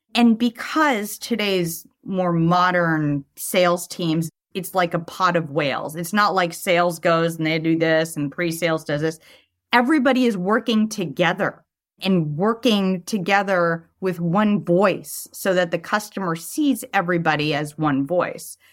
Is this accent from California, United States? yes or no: yes; Los Angeles, California, United States; accent: Valley Girl; I grew up in Sherman Oaks